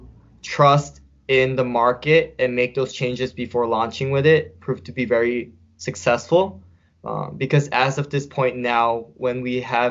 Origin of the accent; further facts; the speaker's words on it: California, United States; also born or lived in upstate New York; now in New York, United States; I grew up in California, I love the ocean